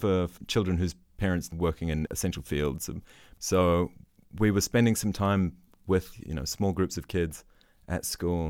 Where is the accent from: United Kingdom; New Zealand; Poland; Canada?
New Zealand; now in Berlin, Germany; I'm from New Zealand.